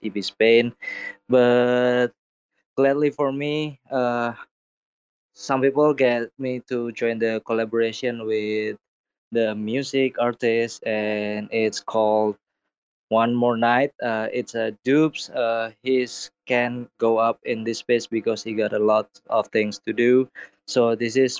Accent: Indonesia; I am from Indonesia

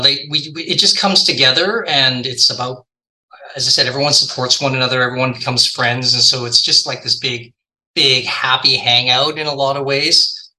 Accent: Victoria, British Columbia, Canada; now in Vancouver, Canada; I grew up in Victoria, which is just a boat ride away from Vancouver

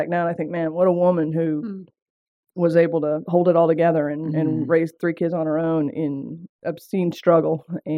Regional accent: Seattle, Washington, United States; accent: southern twang; I grew up actually in Seattle, Washington, and some of you are going to pick up on that southern twang. I don't know what happened. I moved to the South, started drinking sweet tea and eating okra, and the next thing you know, I had a twang.

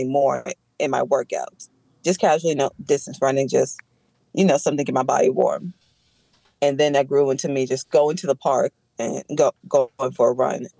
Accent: Charlotte, North Carolina, United States; also born or lived in New York; I was born in New York. And then my mother and my aunt owned the temp agency, and they were expanding. With one of the large clients came down here. So that's how I ended up in Charlotte. I went to Harding

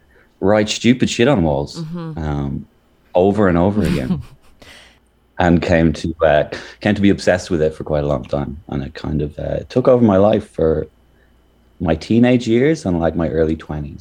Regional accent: Ireland; now in Melbourne, Australia; I'm from Ireland

